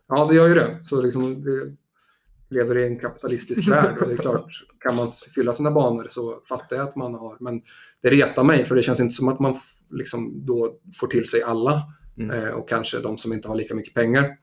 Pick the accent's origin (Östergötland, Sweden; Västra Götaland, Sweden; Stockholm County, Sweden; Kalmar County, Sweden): Östergötland, Sweden; Motala; moved away; also born or lived in Gothenburg; Jag kommer från Motala